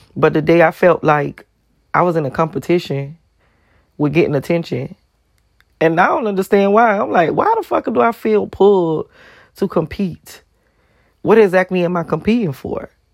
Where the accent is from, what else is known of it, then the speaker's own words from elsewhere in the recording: Miami, Florida, United States; I'm from Miami